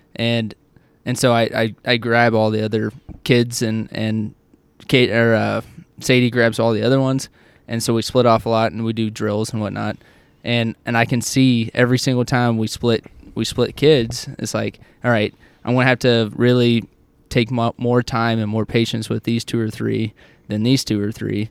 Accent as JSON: {"language": "English", "region": "Oklahoma", "country": "United States", "tie": "born or raised there", "said": "when I grew up in Oklahoma, it was yes, sir, no, sir, yes, ma'am, no, ma'am, everywhere I went."}